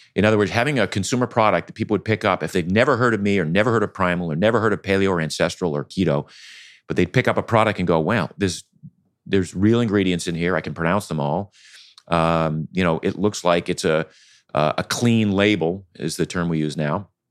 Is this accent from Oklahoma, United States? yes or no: no; Maine, United States; I grew up in Maine.